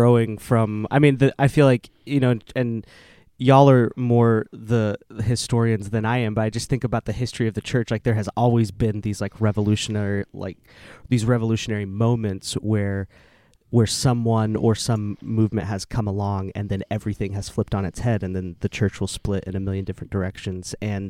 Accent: Oklahoma City, Oklahoma, United States; I was raised Southern Baptist in Oklahoma City. And so very, like, very deep, deep roots in those spaces.

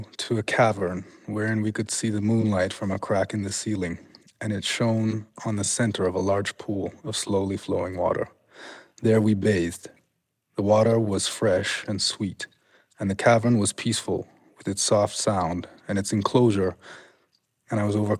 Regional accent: Canada; born or raised there

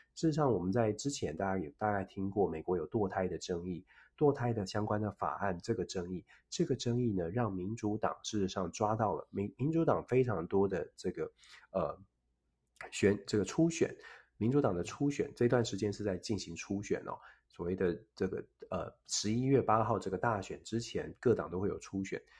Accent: Taiwan; 我们作，作为台湾人，作为在台湾

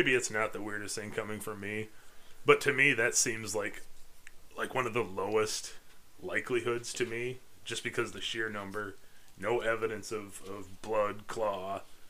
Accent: Midwest, United States; But I'm from the Midwest

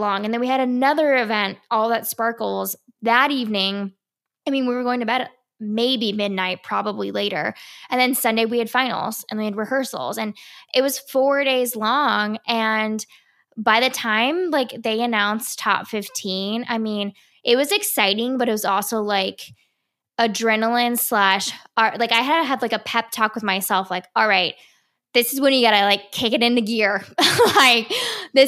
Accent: Ohio, United States; now in California, United States; I came from Ohio. And I competed for 3 years in Miss Ohio

